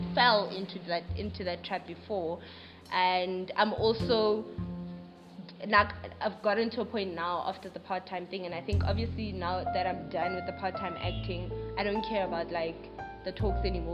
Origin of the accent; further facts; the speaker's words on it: Pretoria, Gauteng, South Africa; now in Johannesburg, South Africa; I'm originally from Pretoria moved to Joburg